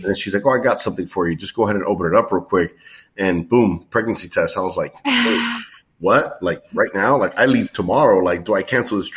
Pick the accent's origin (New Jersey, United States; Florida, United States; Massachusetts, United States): Florida, United States; Miami; I was born and raised here in Miami